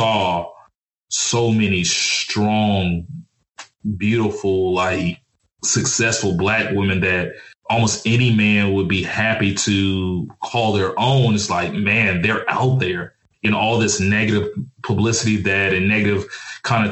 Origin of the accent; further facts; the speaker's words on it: Mobile, Alabama, United States; moved away; also born or lived in Dallas, Texas; I grew up in Alabama and Texas.